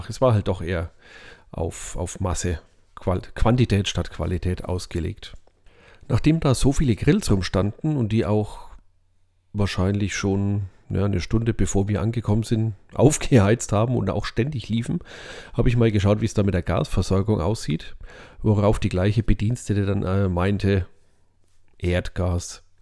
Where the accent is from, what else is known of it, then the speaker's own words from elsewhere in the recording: Bavaria, Germany; aber das findet man als Franke ja schon ein bisschen seltsam, ne?